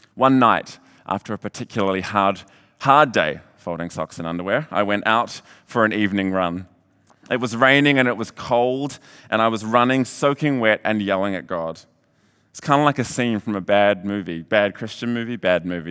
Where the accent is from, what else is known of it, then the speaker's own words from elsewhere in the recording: Hamilton, Waikato, New Zealand; moved away as an adult; also born or lived in Redding, California; I was born and raised in Hamilton